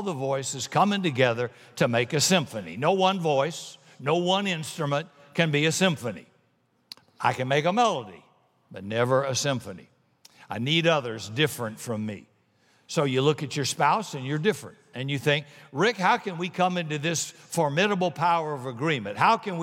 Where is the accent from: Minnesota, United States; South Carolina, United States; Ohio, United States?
South Carolina, United States; I'm from South Carolina